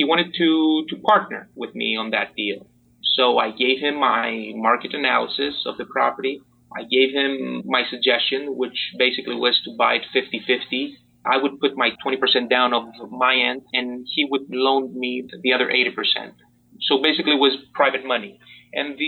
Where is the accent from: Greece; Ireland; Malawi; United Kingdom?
Greece; moved away as an adult; also born or lived in Port Orange, Florida, United States; now in Miami Beach, United States; I'm pretty much an immigrant since I was born and raised in Greece